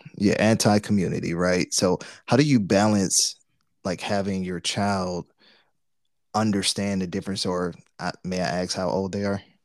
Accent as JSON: {"language": "English", "town": "Detroit", "region": "Michigan", "country": "United States", "said": "we're from Detroit"}